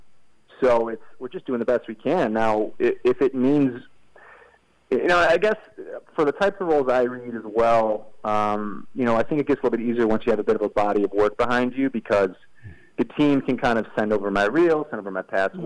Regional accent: Midwest, United States; now in Los Angeles, United States; I'm from the Midwest, so I've got, you know, we got a sweet tooth up there

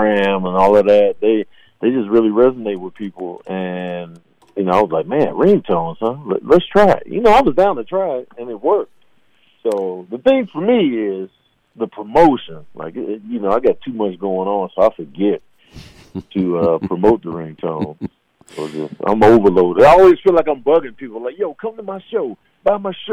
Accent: Chicago, Illinois, United States; I'm from Chicago

